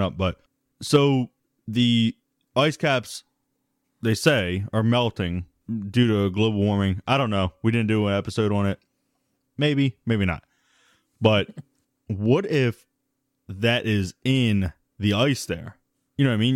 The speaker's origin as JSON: {"language": "English", "country": "United States", "said": "we're American"}